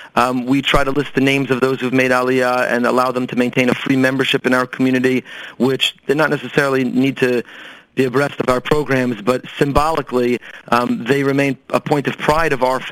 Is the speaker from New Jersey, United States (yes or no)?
yes; Teaneck, New Jersey, United States; Teaneck, New Jersey.